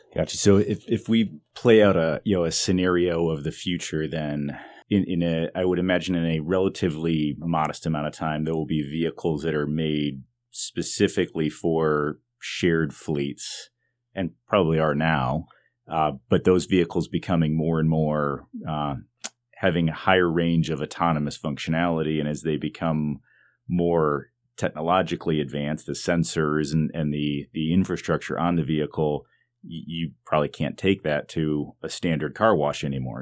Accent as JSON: {"language": "English", "town": "Detroit", "region": "Michigan", "country": "United States", "tie": "born or raised there", "said": "I grew up in the Detroit area"}